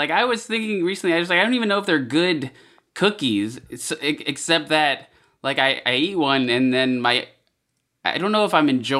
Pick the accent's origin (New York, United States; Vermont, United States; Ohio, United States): New York, United States; moved away as an adult; now in Los Angeles, United States; I grew up in New York.